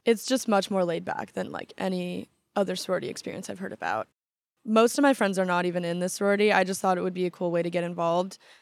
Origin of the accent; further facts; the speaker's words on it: Newport Beach, California, United States; moved away as an adult; now in Washington, D.C., United States; I kinda change my answer a lot 'cause I would start with, like, Newport Beach